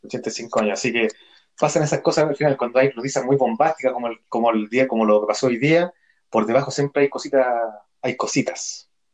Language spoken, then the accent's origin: Spanish; Chile; somos cagüineros los chilenos